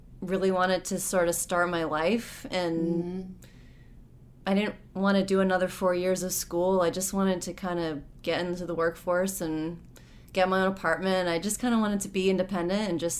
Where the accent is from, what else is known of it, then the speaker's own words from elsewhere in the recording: Los Angeles, California, United States; I grew up in Los Angeles, so growing up in Los Angeles, you're just surrounded by the entertainment industry